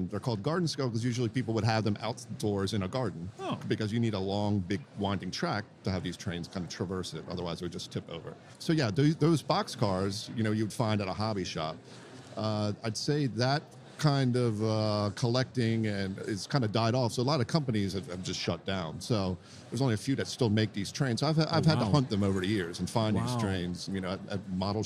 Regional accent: Washington, District of Columbia, United States; also born or lived in Baltimore, Maryland; now in Los Angeles, United States; I'm originally from Washington, D.C. I live now in Los Angeles

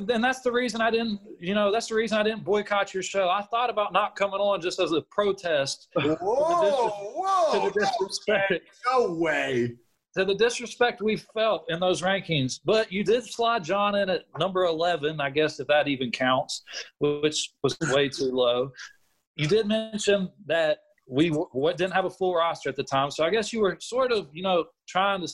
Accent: Charleston, West Virginia, United States; We are from Charleston. We are from the state of West Virginia

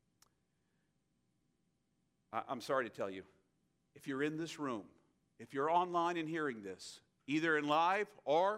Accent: United States; as an American

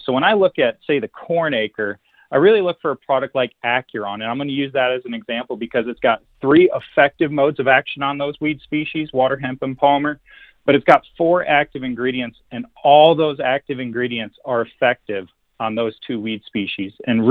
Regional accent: Wisconsin, United States; also born or lived in Missouri; now in Iowa, United States; I come from Wisconsin and Missouri. And I can finally say spray black dirt now that I live in Iowa.

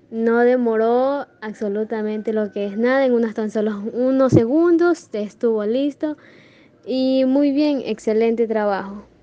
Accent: Ecuador; soy de Ecuador

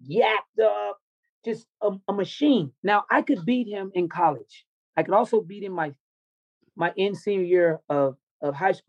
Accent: the South, United States; because I grew up in the South, mm-hmm. and I know it when I see it.

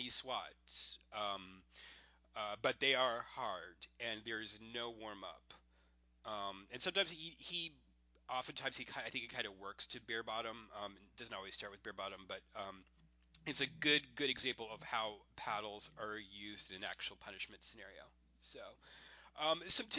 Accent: Florida, United States; I went to school in Florida

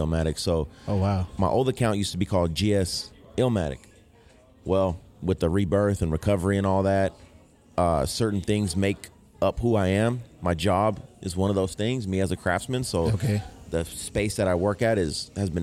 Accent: Sacramento, California, United States; I was born and raised here in Sacramento

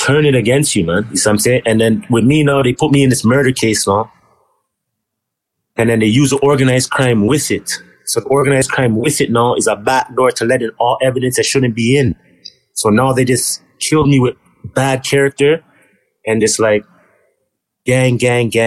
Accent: Toronto, Ontario, Canada; I'm from G-Way. That's it. Well, I'm from Kingston Road and Galloway.

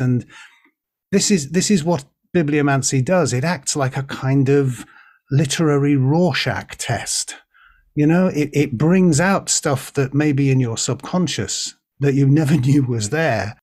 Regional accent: Birkenhead, North West England, United Kingdom; I was born in Birkenhead

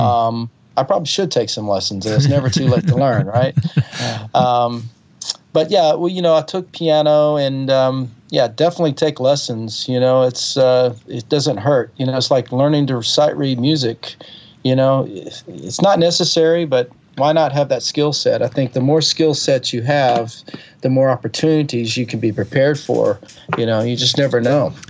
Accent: Alabama, United States; also born or lived in California; now in Nashville, United States; I grew up in Alabama

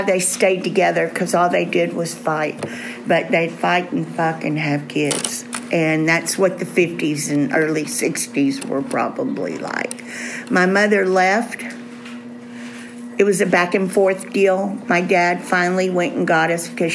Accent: Southeast Texas, United States; we're from Southeast Texas

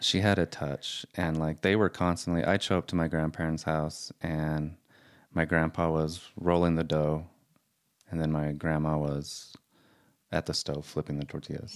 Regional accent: Salt Lake City, Utah, United States; I was born in Salt Lake

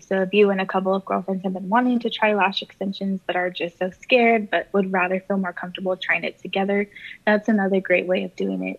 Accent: Corpus Christi, Texas, United States; I've been here, born and raised my entire life

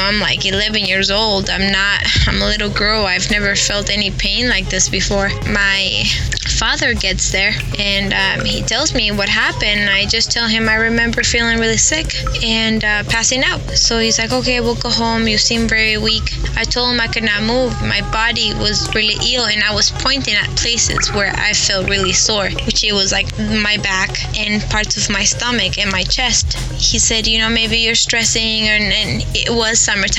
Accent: Santiago, Santiago Metropolitan Region, Chile; I grew up in Santiago de Chile, in a really bad neighborhood where cops would not even enter

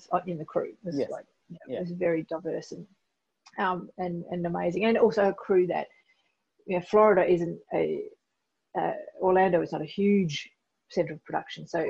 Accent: Australia; accent: Australian; I'm a white Australian woman

